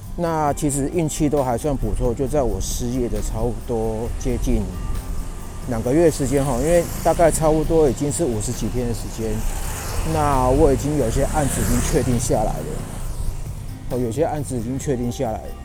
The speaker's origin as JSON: {"language": "Chinese", "region": "Yilan County", "country": "Taiwan", "tie": "born or raised there", "moved": "yes", "said": "我现在人是在宜兰这一边，哦，是我这个老家，哦，老家，我老家在宜兰"}